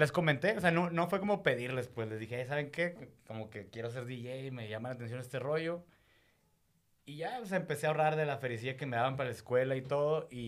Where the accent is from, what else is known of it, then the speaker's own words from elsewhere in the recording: Monterrey, Nuevo León, Mexico; moved away as an adult; now in Mexico City, Mexico; Monterrey, pero sí llevo unos 2, 3 años en México.